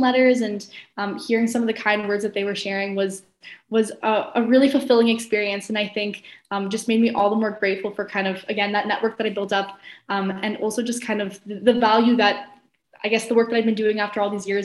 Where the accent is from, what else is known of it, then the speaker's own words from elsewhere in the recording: Ottawa, Ontario, Canada; now in Kingston, Canada; I'm originally from Ottawa